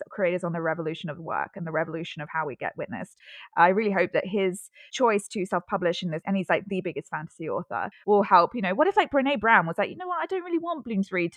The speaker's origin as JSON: {"language": "English", "region": "London", "country": "United Kingdom", "tie": "born or raised there", "moved": "yes", "lives_now": "Sydney, Australia", "said": "I'm actually from the UK, and I'm living in Sydney now, but I grew up in London"}